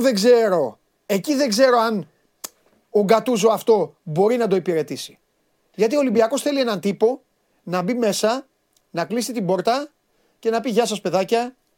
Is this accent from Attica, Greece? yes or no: no; Crete, Greece; στα μέρη μας ε, στην ε, Κρήτη